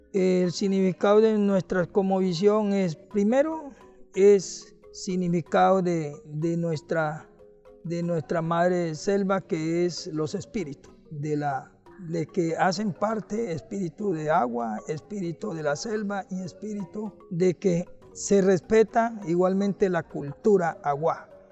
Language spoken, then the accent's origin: Spanish; Tumaco, Nariño, Colombia; yo soy de Reguardo Chingrito, mira, coordinador político de la ORIPA del municipio de Tumaco.